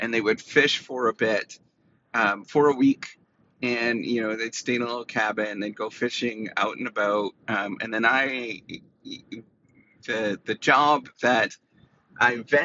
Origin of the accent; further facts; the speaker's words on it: Dryden, Ontario, Canada; moved away; I went back to my hometown, Dryden, Ontario